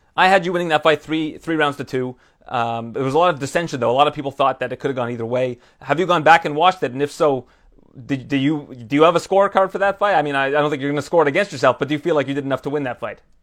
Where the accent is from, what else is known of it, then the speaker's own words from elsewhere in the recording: Canada; as a Canadian